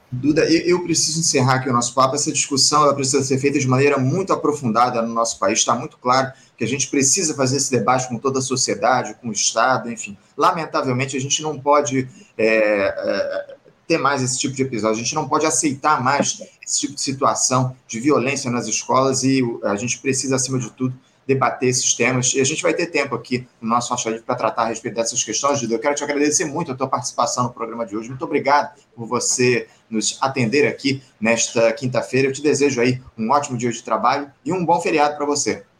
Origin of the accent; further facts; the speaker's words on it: Brazil; aqui no nosso país